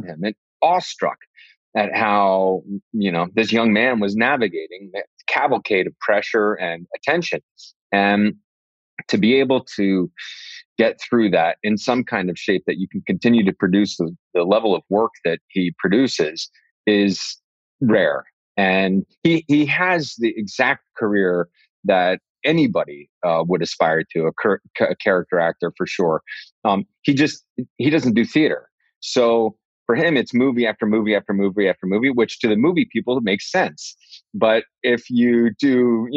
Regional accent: New York City, New York, United States; on Broadway in the city, in my hometown

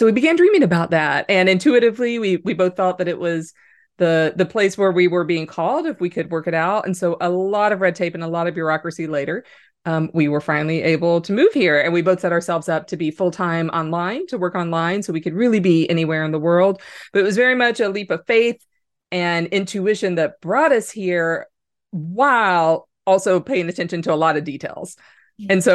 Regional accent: United States; moved away as an adult; now in Ireland; I am an American living here

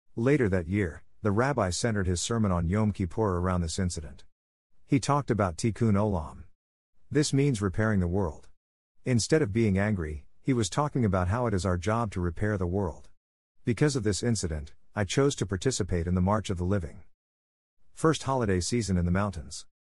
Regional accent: Long Island, New York, United States; Growing up on Long Island, New York

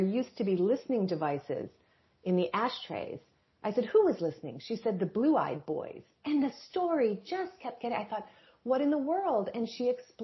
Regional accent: Michigan, United States; now in Nashville, United States; I live in Nashville, Tennessee, but I'm originally from Michigan

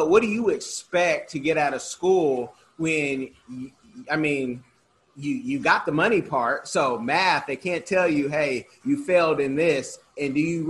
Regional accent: Bay Area, California, United States; growing up in the Bay Area where it was a mix

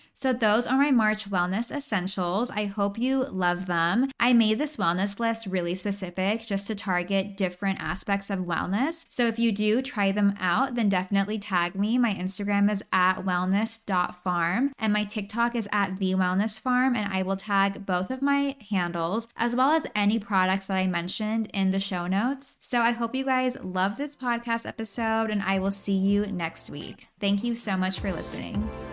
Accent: San Luis Obispo, California, United States; My hometown, San Luis Obispo, amazing place for a weekend getaway. You have beaches, you have mountains, you have downtown Slough. I actually grew up there

